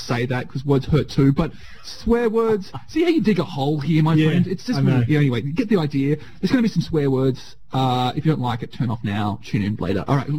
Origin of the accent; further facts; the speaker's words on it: Australia; as an Australian, we now have to be responsible or take responsibility for what our past is.